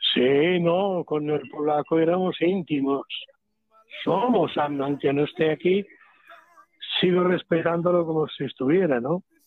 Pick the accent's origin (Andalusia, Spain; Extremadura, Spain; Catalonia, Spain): Catalonia, Spain; Siendo catalán